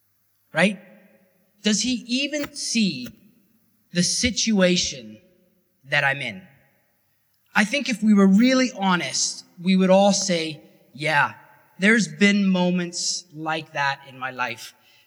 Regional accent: Canada; Because it was different terminology than what I was used to from Canada.

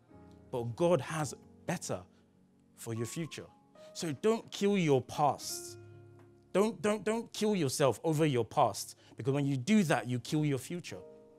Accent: Nigeria; also born or lived in Belgium; I was only 3 years old when I moved from Nigeria to Belgium. And I spent like 11 years abroad. I lost my mother tongue and I picked up French and English, or a combination.

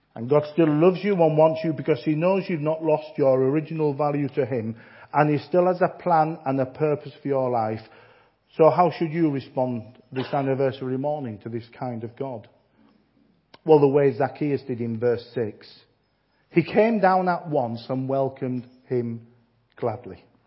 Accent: Yorkshire and the Humber, United Kingdom; I'm a Yorkshireman

